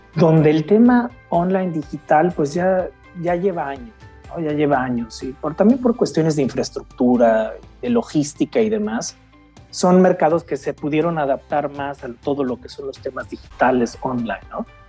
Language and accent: Spanish; Mexico; now in Germany; soy mexicano, crecí nací en México, pero ya llevo casi 25 años fuera de mi país, principalmente en Alemania